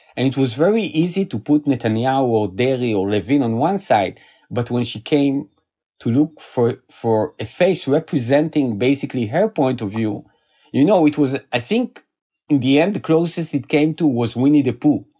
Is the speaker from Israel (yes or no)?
yes; Israel; I was born in Israel. I lived here all my life.